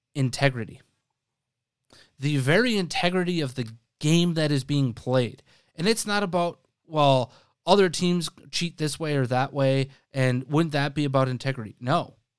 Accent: Wisconsin, United States; I grew up in Wisconsin.

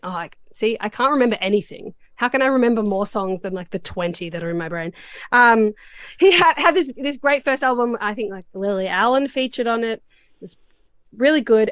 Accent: Australia; I'm Australian

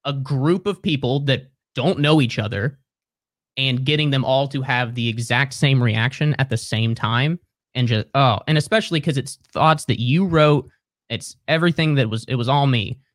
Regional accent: Cincinnati, Ohio, United States; moved away as an adult; also born or lived in Columbus, Ohio; now in Brooklyn, United States; So I grew up in Cincinnati, went to college north of Columbus, and then moved to Columbus after I graduated.

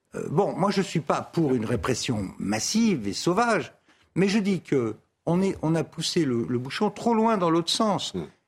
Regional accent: France; je suis français, c'est mon avenue, c'est mon quartier.

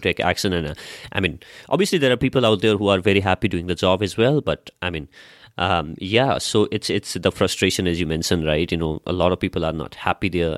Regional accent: Nepal; I come from Nepal.

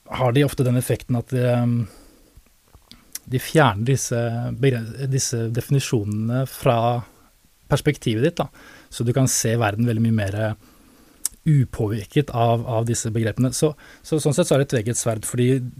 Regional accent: Oslo, Norway; now in Tønsberg, Norway; jeg kommer jo opprinnelig fra Oslo, da, egentlig vokste opp

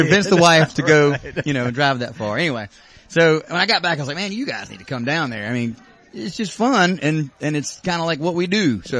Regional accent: Mobile, Alabama, United States; moved away as an adult; now in Murfreesboro, United States; I still don't say I'm from Nashville. I'm from Mobile.

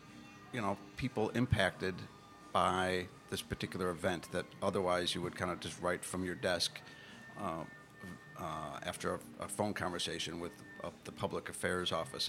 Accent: Buffalo, New York, United States; moved away; also born or lived in Tallahassee, Florida / New Orleans, Louisiana; I grew up in Buffalo. But we moved south.

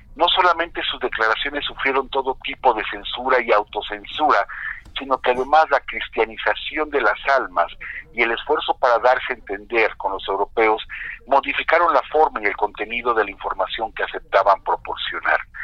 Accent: Mexico; nos arraiga más nuestra tierra porque nacimos en México

